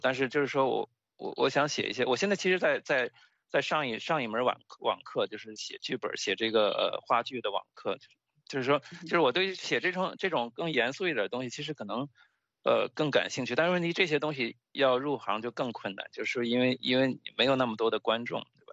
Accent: China; accent: Chinese; now in United States; 就是我口音没有说重到别人听不懂，但是就是说。你能听出一个很明显的中国口音

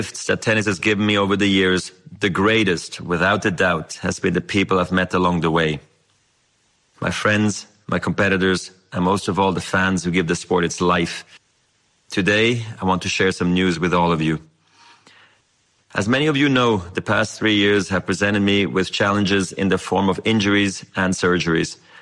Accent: Basel, Basel-Stadt, Switzerland; I was a ball kid in my hometown of Basel.

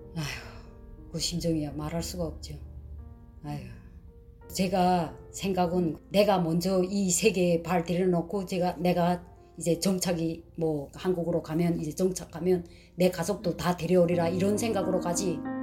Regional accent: North Korea; moved away as an adult; also born or lived in China; now in Alabama, United States; 저희는 탈북자인데 우린 두 자매다

